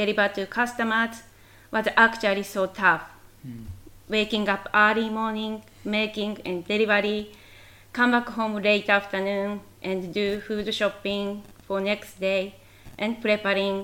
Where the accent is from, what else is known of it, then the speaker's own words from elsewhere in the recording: Tokyo, Japan; English is a second language; moved away; I was born in Tokyo.